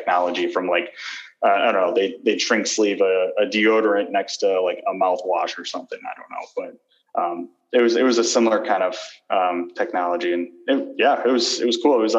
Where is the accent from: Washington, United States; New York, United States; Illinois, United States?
Illinois, United States; Chicago; I'm from Chicago. So it was a easy decision to move back to family and everything